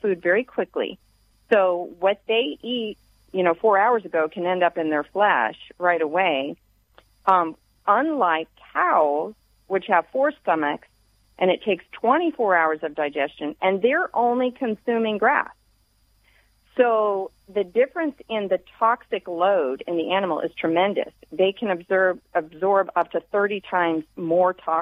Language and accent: English; the South, United States; I grew up in the South